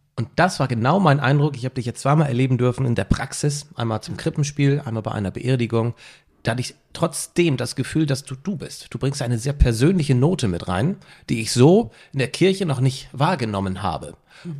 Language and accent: German; Mildstedt, Schleswig-Holstein, Germany; ich bin ja in Milchstedt aufgewachsen.